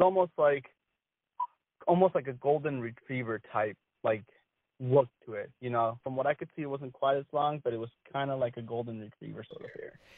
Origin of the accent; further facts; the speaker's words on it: Wisconsin, United States; I grew up in Wisconsin